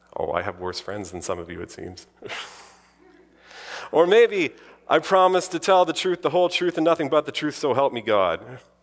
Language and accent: English; the Interlake, Manitoba, Canada; growing up in the Interlake, surrounded by Icelanders